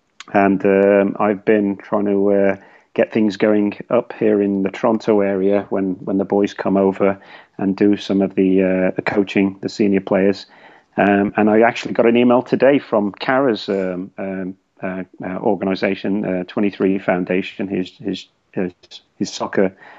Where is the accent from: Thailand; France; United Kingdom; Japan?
United Kingdom; Tipton, West Midlands; now in Canada; I'm from the Midlands. And West Brom was about 2 miles away from where I grew up in Tipton.